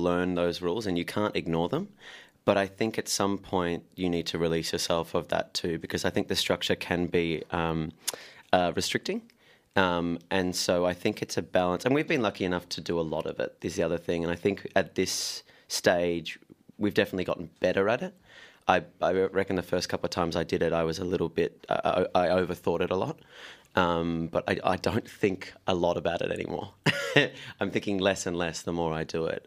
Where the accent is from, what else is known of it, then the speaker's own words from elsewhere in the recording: Shepparton, Victoria, Australia; I grew up in Shepparton in country Victoria